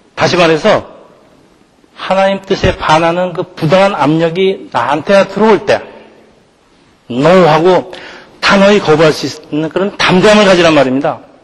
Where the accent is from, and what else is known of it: South Korea